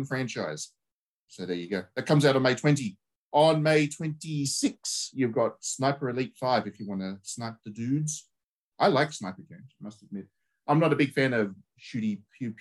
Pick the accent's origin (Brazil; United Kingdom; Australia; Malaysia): Australia; we grew up with in Australia